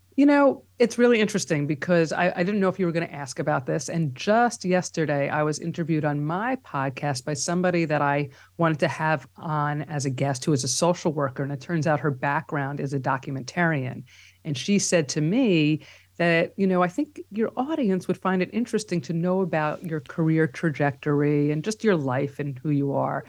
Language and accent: English; New York City, New York, United States; accent: New York; also born or lived in Long Island, New York; now in New York City, United States; we grew up, uh, for the first many years in Riverdale, which is in the Bronx